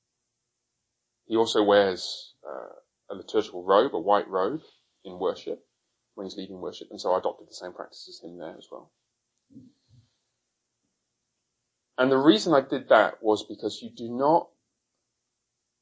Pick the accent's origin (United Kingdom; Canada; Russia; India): United Kingdom; Coventry, West Midlands; also born or lived in Haltwhistle, England; I was born up there, moved to Coventry when I was very young. Coventry is I'm afraid to say, rather ugly town in the Midlands